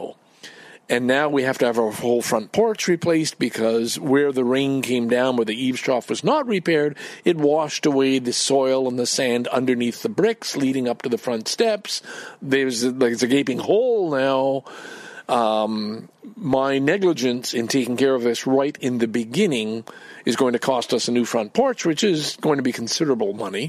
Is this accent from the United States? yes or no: no; Canada; I'm Canadian